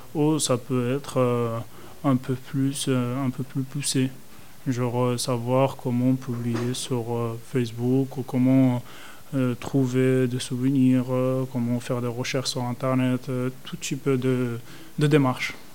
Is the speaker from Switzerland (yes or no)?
no; Spain; French is a second language; moved away as an adult; now in France; je viens de l'Espagne. Et du coup, euh, mes études, je les ai réalisées en Espagne